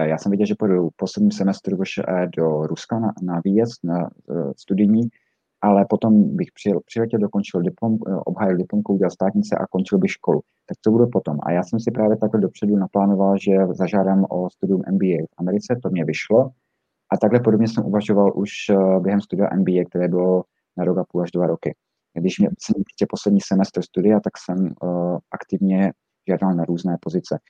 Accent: Zlín, Zlín Region, Czechia; moved away as an adult; also born or lived in Brussels / United States; já jsem původem ze Zlína

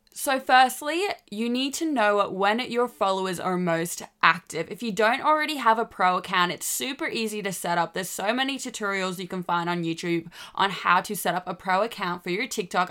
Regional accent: Australia; I'm Australian

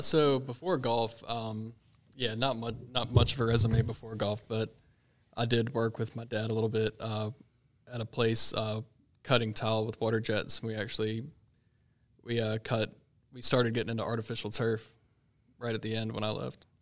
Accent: Sandhills area, near Highland Hills, North Carolina, United States; I was born and raised, uh, right around Highland Hills.

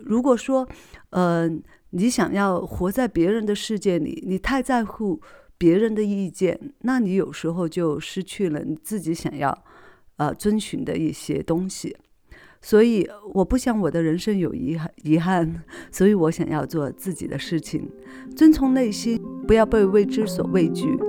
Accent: Sichuan, China; accent: non-standard Mandarin (Sichuan); 因为我是四川人嘛

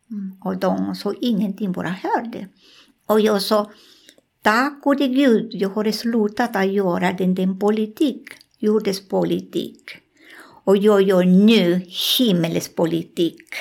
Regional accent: Colombia; Swedish is a second language; moved away; also born or lived in Peru; Jag var en stund jag bodde i Amazonas i Peru. Alltså ah, jag kommer från Colombia.

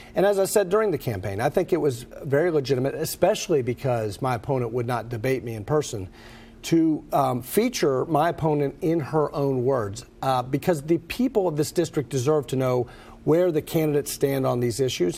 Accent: Lexington, Kentucky, United States; I am born and raised in Lexington

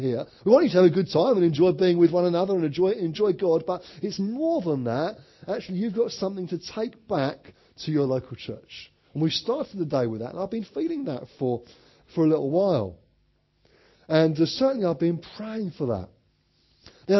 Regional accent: Orpington, London, United Kingdom; I'm from Orpington in Kent

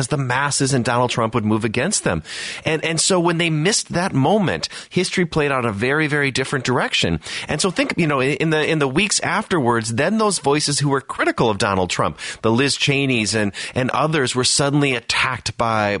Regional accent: Wisconsin, United States; I'm from Wisconsin

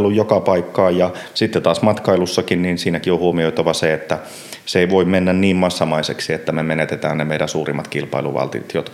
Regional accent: Lapland, Finland; Kyllä, ihan ehdottomasti olen lappilainen, joka käy Helsingissä töissä.

